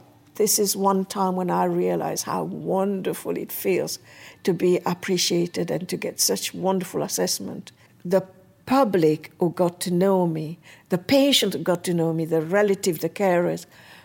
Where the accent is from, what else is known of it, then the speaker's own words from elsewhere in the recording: Mauritius; also born or lived in Hackney, London; now in London, United Kingdom; I live in Hackney, and I was born in Mauritius